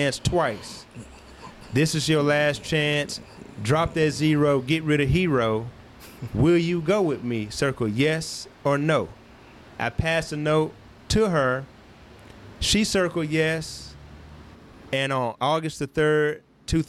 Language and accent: English; Memphis, Tennessee, United States; born and raised in Whitehaven.